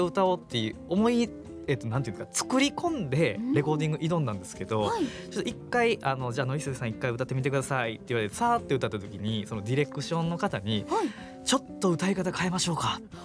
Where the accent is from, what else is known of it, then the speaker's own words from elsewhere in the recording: Kansai, Japan; 関西出身